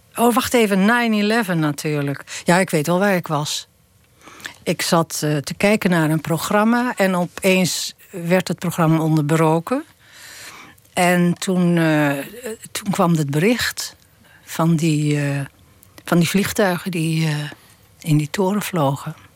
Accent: Texel, North Holland, Netherlands; moved away; ik leefde in de oorlog. Ik kom van Tessel

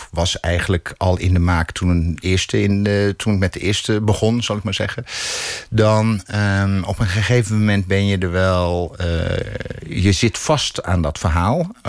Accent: South Africa; first language English; Dutch is a second language; now in Netherlands; Ja, Engels is mijn eerste taal, eerste taal nog steeds.

